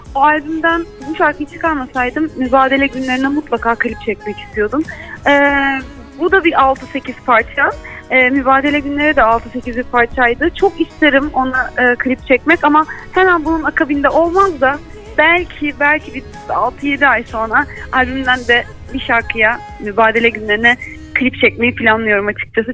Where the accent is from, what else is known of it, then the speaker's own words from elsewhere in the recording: İzmir, Turkey; ben İzmirliyim